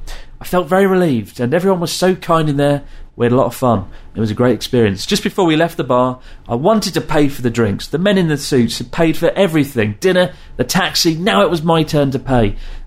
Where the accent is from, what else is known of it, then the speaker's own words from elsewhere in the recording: United Kingdom; moved away as an adult; now in Japan; as a British person